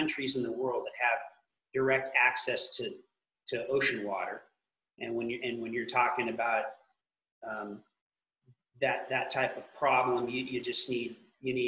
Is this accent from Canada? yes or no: no; California, United States; I'm from California